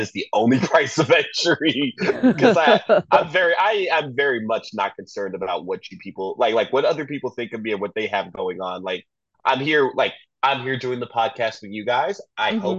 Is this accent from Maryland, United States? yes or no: no; Miami, Florida, United States; I'm from Miami